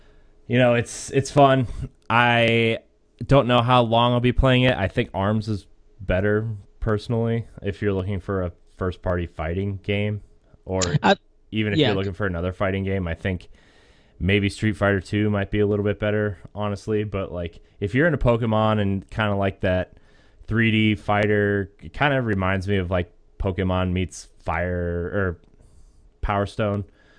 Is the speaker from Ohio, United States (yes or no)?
yes; Akron, Ohio, United States; I'm from Akron, and I like the Cavs a lot.